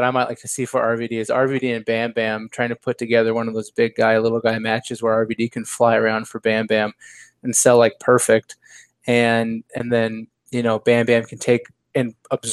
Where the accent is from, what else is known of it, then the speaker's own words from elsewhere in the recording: United States; as the American